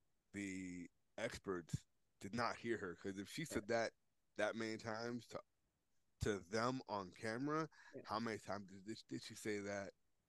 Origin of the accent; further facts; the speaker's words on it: New York, United States; I grew up in New York. I worked in New York City.